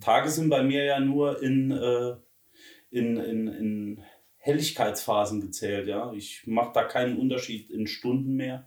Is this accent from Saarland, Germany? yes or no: yes; Saarland, Germany; Wir sind ja Saarländer